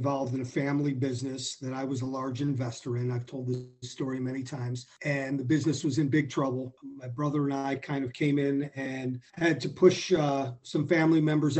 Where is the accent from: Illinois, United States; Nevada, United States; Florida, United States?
Illinois, United States; Skokie; I grew up in Skokie